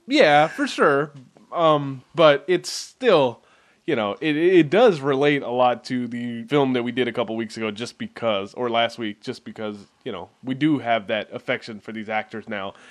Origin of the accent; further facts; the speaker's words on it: Bay Area, California, United States; we are from the Bay Area